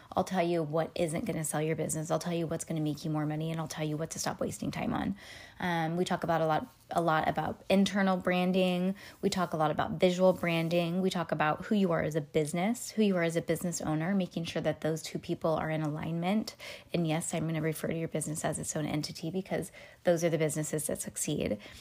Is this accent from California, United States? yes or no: yes; Petaluma, California, United States; also born or lived in Walnut Creek, California; I was born in Walnut Creek, but I was born in a hospital in Walnut Creek and then moseyed home to Petaluma, but that was basically where I was born and raised.